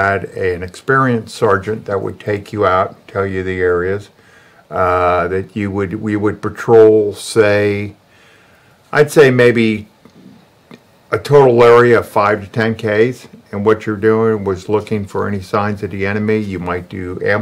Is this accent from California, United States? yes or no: yes; San Francisco, California, United States; moved away as an adult; I born and raised in San Francisco, high school in San Francisco in 1968